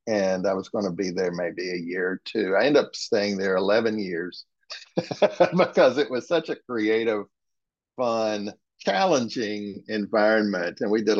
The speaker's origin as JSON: {"language": "English", "region": "West Virginia", "country": "United States", "tie": "born or raised there", "said": "I am a Methodist preacher's kid, and growing up in West Virginia, where my father and grandfather were pastors"}